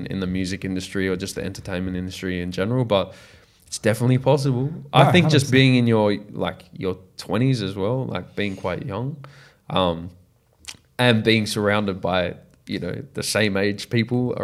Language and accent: English; Australia; I'm an Australian artist